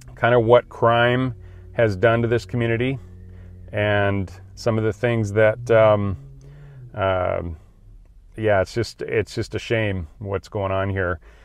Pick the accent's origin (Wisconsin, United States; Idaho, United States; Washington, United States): Idaho, United States; I grew up in Idaho